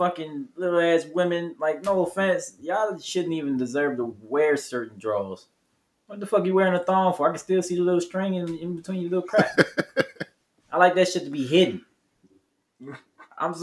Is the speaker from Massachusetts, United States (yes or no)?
no; Maryland, United States; I'm from Maryland